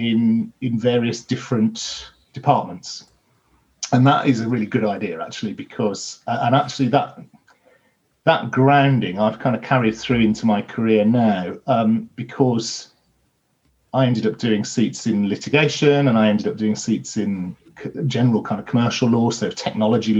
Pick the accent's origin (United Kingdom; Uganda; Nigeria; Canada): United Kingdom; Birmingham, West Midlands; I'm originally from Birmingham